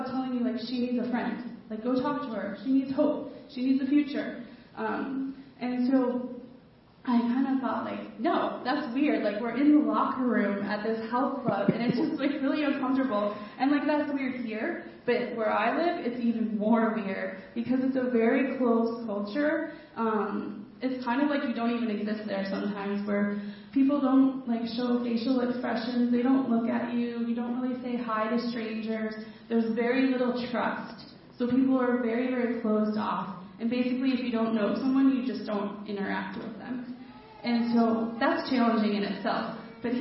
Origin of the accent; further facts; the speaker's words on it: Colorado, United States; moved away as an adult; now in Tartu, Estonia; I'm from America. I'm from Colorado. And I live in this neighborhood in Tartu, Estonia